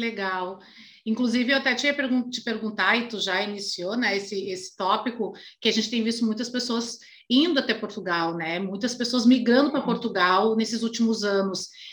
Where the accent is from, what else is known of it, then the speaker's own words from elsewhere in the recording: Brazil; a gente, como brasileiros